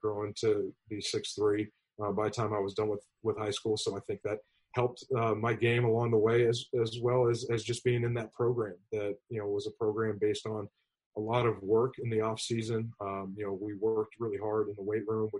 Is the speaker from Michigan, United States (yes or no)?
no; Mission Viejo, California, United States; also born or lived in Long Beach, California; I went to Capistrano Valley High School down here in Mission Viejo. I was born in Long Beach, and our family moved down to South Orange County when my dad's job got moved to Orange County.